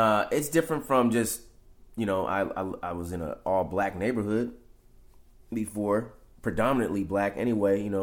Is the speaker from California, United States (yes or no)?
yes; San Francisco, California, United States; I grew up in the Fillmore District, where I'm at now